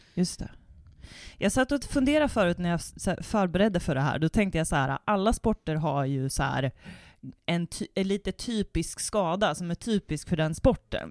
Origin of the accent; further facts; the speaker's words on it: Värmland, Sweden; vi är också från Värmland